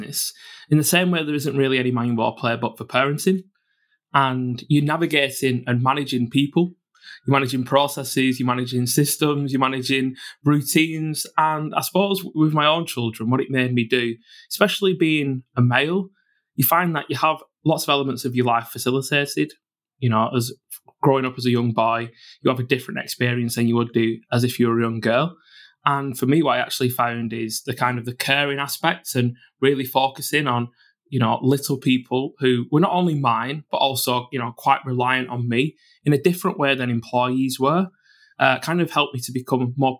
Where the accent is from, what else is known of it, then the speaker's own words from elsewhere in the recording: Bolton, North West England, United Kingdom; born and brought up in Bolton in the Northwest